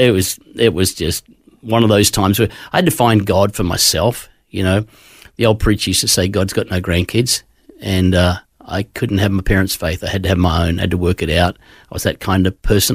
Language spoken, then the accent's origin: English; Queensland, Australia; born or raised there; also born or lived in Gosford, New South Wales